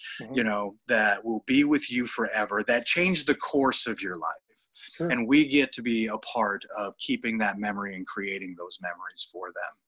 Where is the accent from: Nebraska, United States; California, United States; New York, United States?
Nebraska, United States; Norfolk; now in Minneapolis, United States; I'm from Nebraska. I'm from Norfolk, Nebraska. I basically had, you know, the option of growing up and either being a hog farmer or a diesel mechanic.